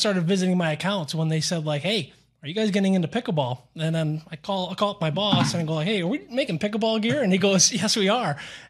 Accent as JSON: {"language": "English", "town": "Syracuse", "region": "New York", "country": "United States", "tie": "born or raised there", "also_born_or_lived": "northern New Jersey / Cincinnati / Fort Lauderdale / Houston", "moved": "as an adult", "lives_now": "Dallas, United States", "said": "I'm from Syracuse, New York, which right near Canada, about 2 hours away, the Toronto border right there. Born and raised there, and then I went down to Fairleigh Dickinson, northern New Jersey, for college."}